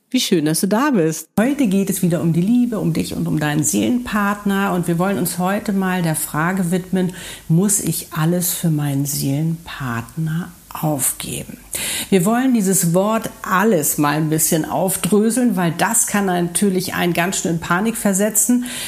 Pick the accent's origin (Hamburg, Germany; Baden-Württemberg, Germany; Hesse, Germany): Hamburg, Germany; moved away; Hamburg ist meine Heimatstadt.